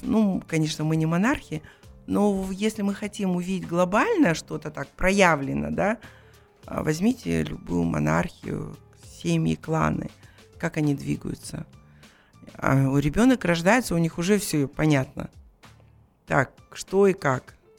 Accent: Kazakhstan; Мы казахи

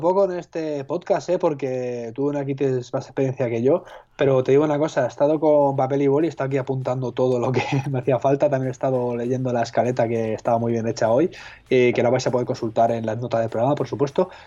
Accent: Madrid, Community of Madrid, Spain; yo, soy de Madrid

